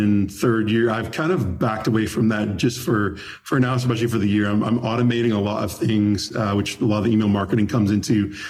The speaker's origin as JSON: {"language": "English", "town": "Toronto", "region": "Ontario", "country": "Canada", "moved": "yes", "lives_now": "Nashville, United States", "said": "I'm from Toronto originally. I moved"}